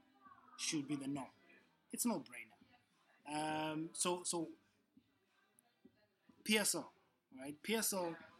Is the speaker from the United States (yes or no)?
no; South Africa; I'm from South Africa.